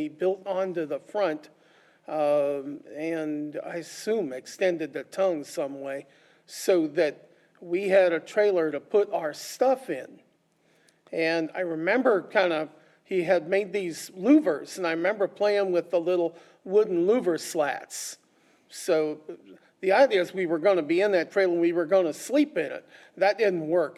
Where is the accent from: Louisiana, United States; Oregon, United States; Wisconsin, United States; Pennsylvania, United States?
Oregon, United States; Silverton; growing up in Silverton